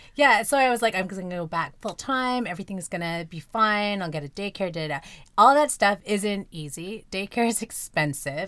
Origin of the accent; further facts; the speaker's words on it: Vancouver, British Columbia, Canada; two Asians born and raised in Vancouver